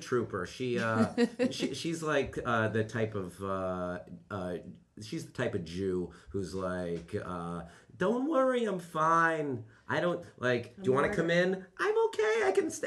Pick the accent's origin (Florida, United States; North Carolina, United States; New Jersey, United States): New Jersey, United States; we're from New Jersey